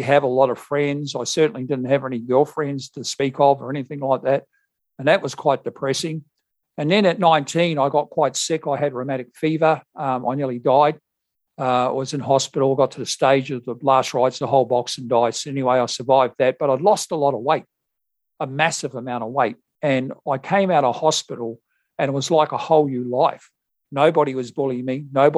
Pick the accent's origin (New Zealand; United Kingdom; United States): New Zealand; moved away as an adult; now in Perth, Australia; I've lived here for some 37 years and originally I came from New Zealand